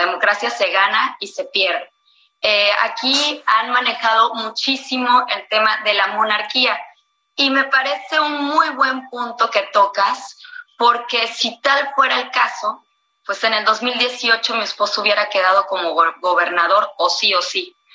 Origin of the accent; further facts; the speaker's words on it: Veracruz, Mexico; mi estado